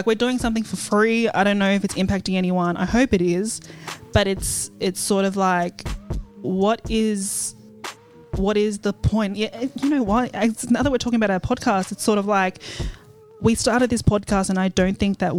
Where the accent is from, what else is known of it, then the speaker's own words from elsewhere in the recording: Maryland, United States; for instance, I grew up in Maryland.